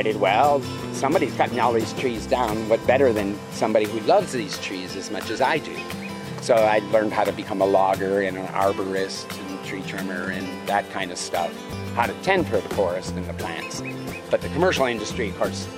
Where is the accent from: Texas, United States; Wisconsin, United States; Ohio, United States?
Wisconsin, United States; Milwaukee; moved away as an adult; also born or lived in Hana, Maui, Hawaii; now in Hawaii, United States; I was born and raised in Milwaukee, Wisconsin. But I say I grew up in Hana, Maui. I got there when I was 19